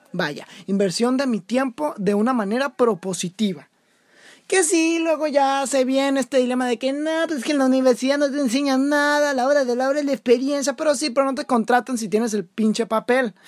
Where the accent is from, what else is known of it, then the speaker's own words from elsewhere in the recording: Mexico; soy el futuro de México